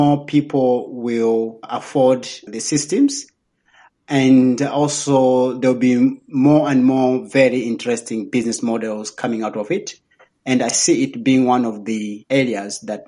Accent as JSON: {"language": "English", "town": "Nkhata Bay", "region": "Northern Region", "country": "Malawi", "tie": "born or raised there", "moved": "yes", "lives_now": "Lilongwe, Malawi", "said": "Actually, I'm coming from Nkata Bay. I was born in Nkata Bay along the lake. So if you want to come and swim, my village is very close to the lake. That's where I come from"}